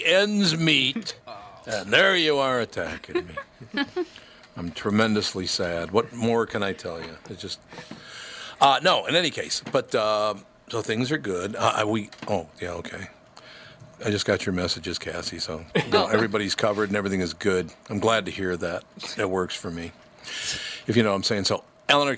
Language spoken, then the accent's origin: English; Minnesota, United States; I was born in Minnesota, raised in Minnesota